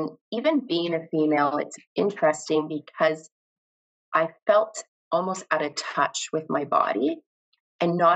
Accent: Canada; I am from Canada

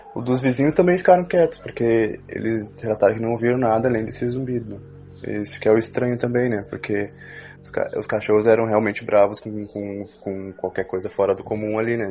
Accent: Uruguaiana, Rio Grande do Sul, Brazil; eu sou de Uruguaiana, extremo oeste do Rio Grande do Sul, fronteira com a Argentina.

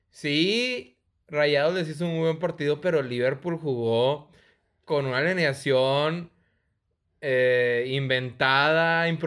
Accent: Monterrey, Nuevo León, Mexico; Soy orgullosamente regio.

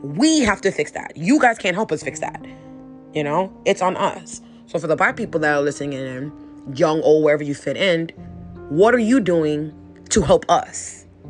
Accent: New York City, New York, United States; i'm from new york up up like new york city

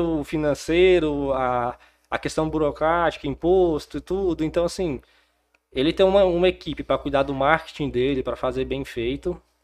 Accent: Porangatu, Goiás, Brazil; also born or lived in Palmas / Goiânia; Bom, eu não sou nascido em Porangatu, mas sou porangatuense. Meus pais vieram para cá, então eu não tinha nenhum ano de idade. Então eu cresci, morei, estudei aqui em Porangatu

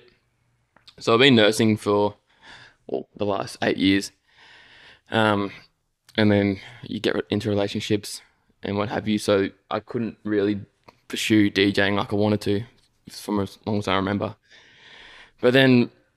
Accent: Gold Coast, Queensland, Australia; Gold Coast, man. Born and raised. I've only ever lived here

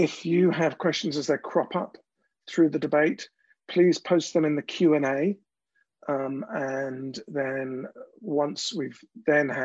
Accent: London, United Kingdom; I'm from South East London

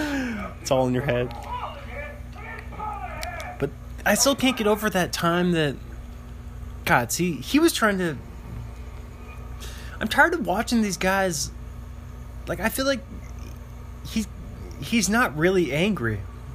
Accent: New York City, New York, United States; I was talking about New York City, growing up in New York City.

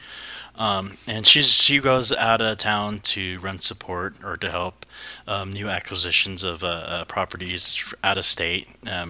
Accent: Riverside, California, United States; moved away as an adult; also born or lived in San Diego, California / Pulaski, Virginia; I'm from the Midland Empire, so it's more like Riverside, in that kind of area. I lived in San Diego for a while before I moved out, but I've been back and forth between California all the way to the Panhandle of Virginia, Pulaski.

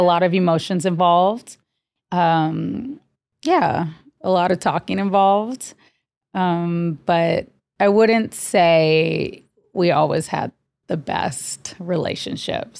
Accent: Honolulu, Hawaii, United States; grew up, born and raised in Honolulu, Hawaii

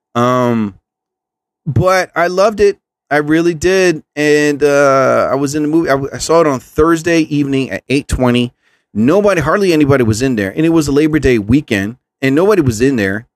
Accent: New Jersey, United States; I'm from New Jersey.

